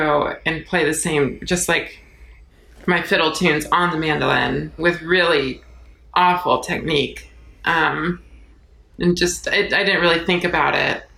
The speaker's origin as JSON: {"language": "English", "town": "Los Angeles", "region": "California", "country": "United States", "said": "I'm from Los Angeles"}